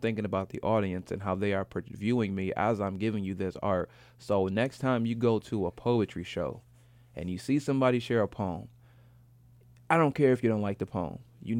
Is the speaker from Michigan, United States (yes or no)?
yes; Grand Rapids, Michigan, United States; I'm originally from Grand Rapids, Michigan, and I've featured in my hometown like 3 times.